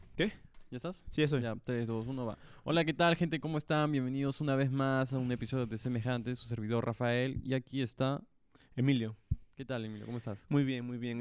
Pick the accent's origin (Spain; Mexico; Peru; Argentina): Peru